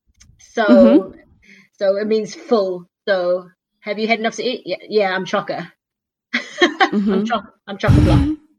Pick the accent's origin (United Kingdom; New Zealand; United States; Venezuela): New Zealand; accent: Kiwi; moved away; I feel like I've been out of New Zealand for so long that I kind of lost my accent a bit.